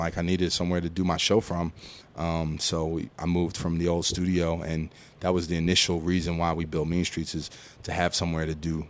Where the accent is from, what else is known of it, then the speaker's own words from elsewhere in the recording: Philadelphia, Pennsylvania, United States; now in Atlanta, United States; I say I'm from Philly. I live in Atlanta.